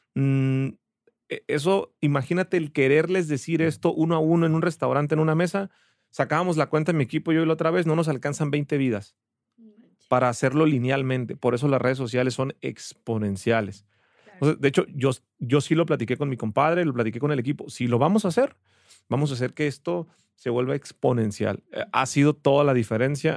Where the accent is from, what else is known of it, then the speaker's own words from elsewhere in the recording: Ensenada, Baja California, Mexico; moved away as an adult; now in Guadalajara, Mexico; Soy de Ensenada, Baja California, pero ya soy tapatío por adopción. Ya tengo 13, 14 años viviendo aquí en Guadalajara